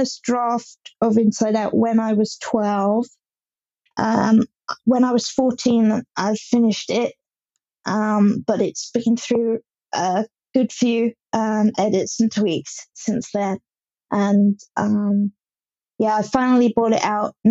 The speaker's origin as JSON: {"language": "English", "area": "Hampshire", "region": "South East England", "country": "United Kingdom", "said": "I'm from Hampshire in England"}